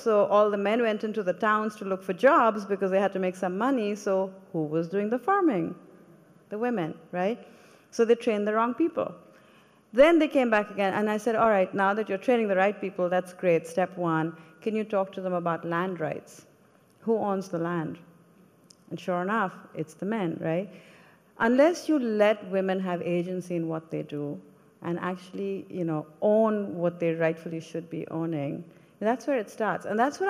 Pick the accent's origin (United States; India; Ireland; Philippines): India; When I came from India, I wasn't a woman of color. Everybody looked like me, right?